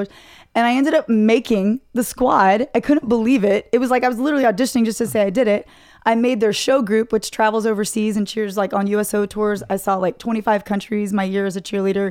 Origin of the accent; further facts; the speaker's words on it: Dallas, Texas, United States; moved away; I grew up in Dallas, grew up in Plano, North Dallas